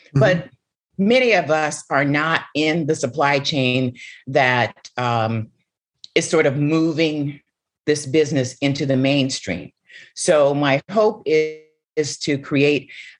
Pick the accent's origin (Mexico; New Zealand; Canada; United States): United States; Seattle, Washington; the house that I grew up in Seattle, Washington, you know, my family migrated from Pine Bluff, Arkansas. I was born in Seattle, Washington